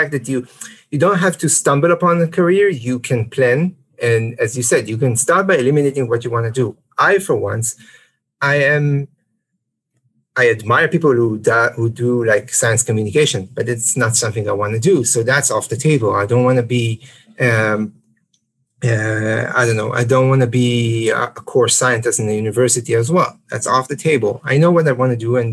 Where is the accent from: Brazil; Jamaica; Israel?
Israel; we're both from Israel